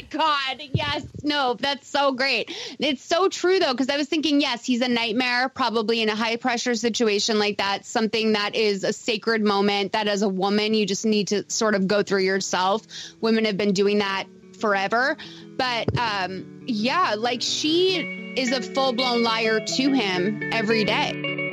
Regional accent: Lexington, Massachusetts, United States; accent: Boston; also born or lived in Green Harbor, Massachusetts; I grew up in Lexington, Massachusetts

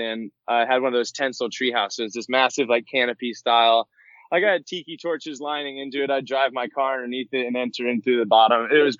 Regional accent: Sarasota, Florida, United States; Born and raised Sarasota.

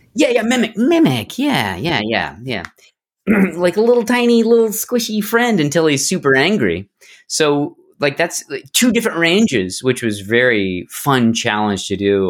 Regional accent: Barrow, Alaska, United States; I grew up in Alaska. Whoa. And uh, Barrow, Alaska

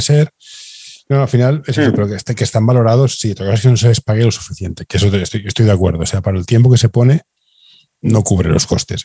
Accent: Barcelona, Catalonia, Spain; Yo, que soy de Barcelona

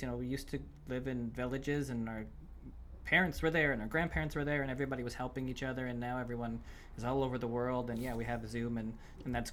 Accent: Canada; now in United States; I'm Canadian originally

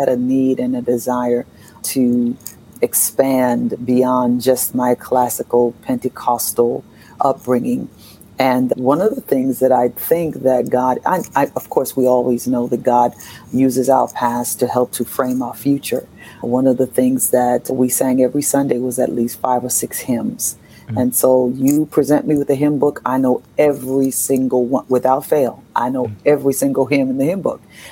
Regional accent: New York, United States; I grew up in New York, in Harlem

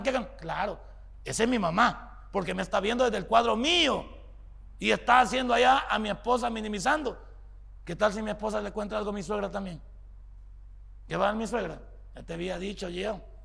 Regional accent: El Salvador; somos los salvadoreños

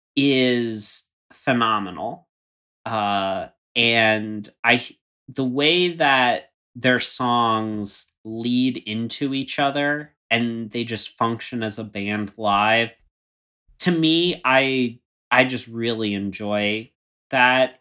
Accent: Florida, United States; moved away; I grew up in Florida

